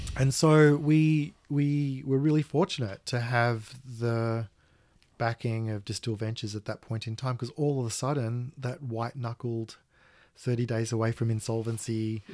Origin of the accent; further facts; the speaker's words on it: Australia; being Australian